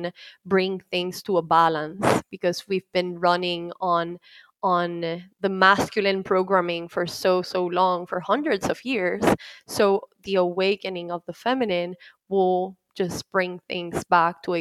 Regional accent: Puerto Rico; moved away as an adult; now in Dallas, United States; I was born and raised in Puerto Rico

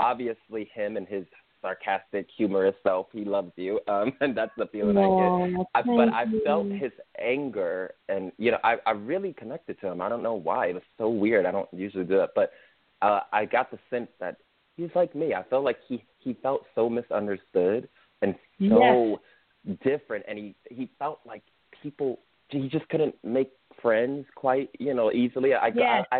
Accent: New York City, New York, United States; also born or lived in South Philadelphia, Pennsylvania; now in Austin, United States; I was born in South Philadelphia, from New York City. Now I'm living in Austin

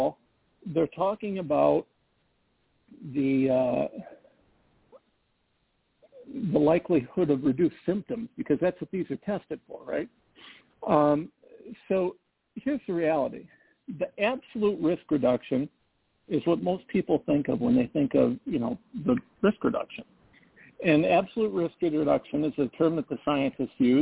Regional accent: Midwest, United States; I'm a Midwesterner and grew up in a rural area

